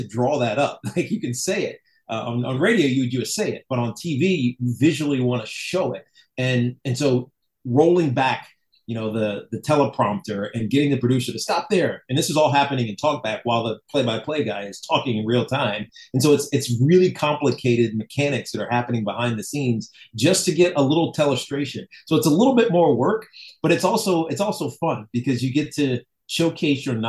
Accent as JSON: {"language": "English", "town": "Roanoke", "region": "Virginia", "country": "United States", "moved": "yes", "said": "I was from Roanoke and my mom and dad were Hokies"}